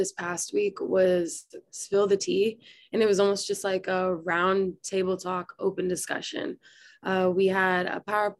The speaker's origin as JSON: {"language": "English", "town": "Kansas City", "region": "Missouri", "country": "United States", "said": "I'm from Kansas City, Missouri."}